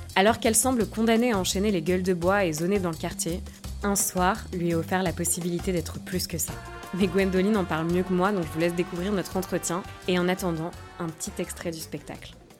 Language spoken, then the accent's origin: French; Périgord, Nouvelle-Aquitaine, France; also born or lived in Liège, Belgium; now in Brussels, Belgium; Mais je suis originaire du Périgord, dans le sud-ouest de la France.